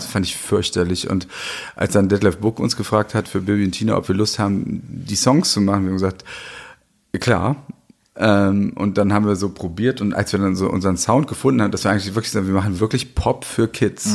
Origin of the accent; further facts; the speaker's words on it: West Germany, Germany; ich bin ja in Westdeutschland groß geworden